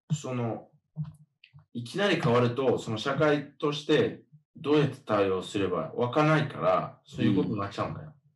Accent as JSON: {"language": "Japanese", "town": "Miami", "region": "Florida", "country": "United States", "tie": "born or raised there", "also_born_or_lived": "Australia", "moved": "yes", "said": "マヤミ出身"}